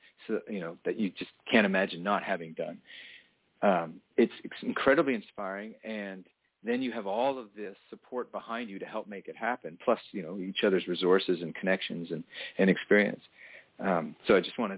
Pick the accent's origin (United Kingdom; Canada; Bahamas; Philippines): Canada; Toronto, Ontario; I grew up in Toronto, which is a wonderful town